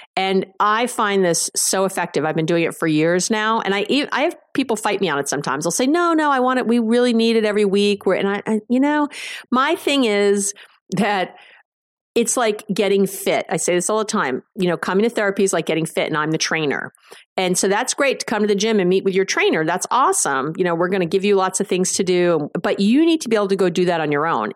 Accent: New York, United States; I'm a Jew from New York.

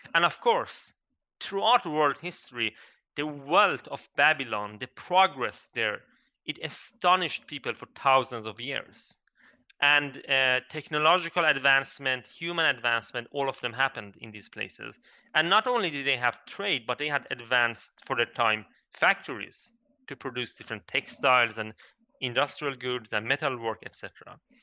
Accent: Kurdistan, Iran; I come from Iran, I'm Kurdish

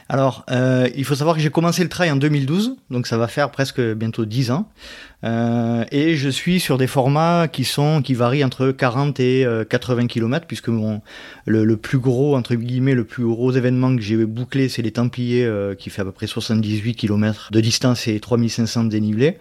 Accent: Aix-en-Provence, Provence-Alpes-Côte d'Azur, France; je suis d'Aix-en-Provence, à côté d'Aix-en-Provence, voilà. D'où la raison de mon accent

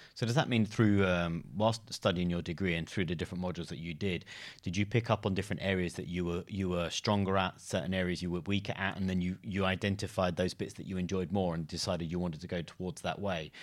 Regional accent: London, United Kingdom; also born or lived in Exeter; I lived in London too, and I grew up in London

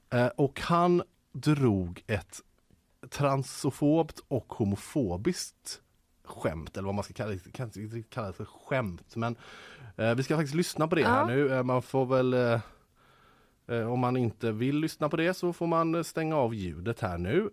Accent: Gothenburg, Västra Götaland, Sweden; urgöteborgare som jag är

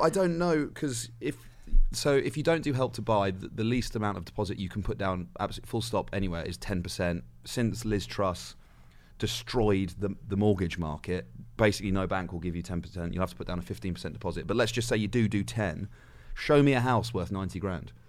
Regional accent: West Midlands, United Kingdom; born or raised there; moved away

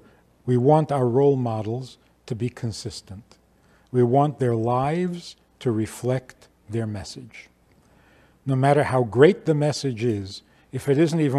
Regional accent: New York City, New York, United States; I was growing up in Crown Heights

